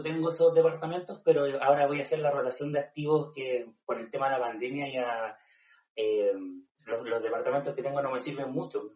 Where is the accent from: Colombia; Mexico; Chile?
Chile; yo soy del Tao, de la playa, entonces eh, vivía en una comunidad donde llegaba gente solamente en el verano